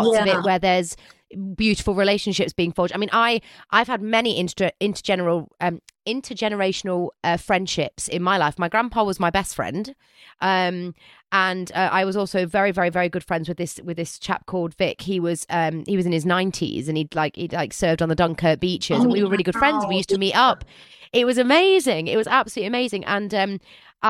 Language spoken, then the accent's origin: English; United Kingdom; I'm a British girl.